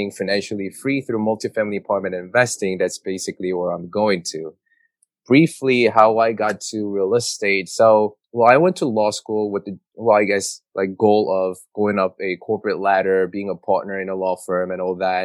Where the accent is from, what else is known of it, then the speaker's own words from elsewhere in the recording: South Korea; English is a second language; moved away as an adult; now in New York, United States; I immigrated in New York at the age of 17. So I grew up in South Korea, went to high school there